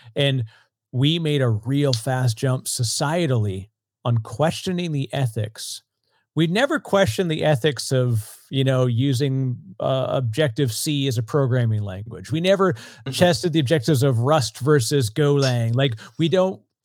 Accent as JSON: {"language": "English", "country": "Canada", "accent": "Canadian", "said": "I'm, I'm Canadian, so here I say process and project. part of my strange accent"}